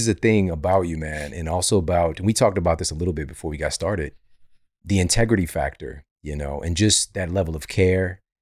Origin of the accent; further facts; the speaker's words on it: Ferguson, Missouri, United States; I'm from Ferguson, Missouri. We didn't have a gym around anywhere